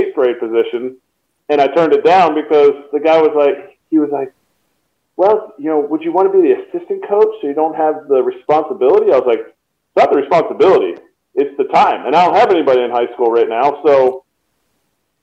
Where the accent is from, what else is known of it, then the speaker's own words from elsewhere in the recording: Telford, Pennsylvania, United States; my hometown of Telford, Pennsylvania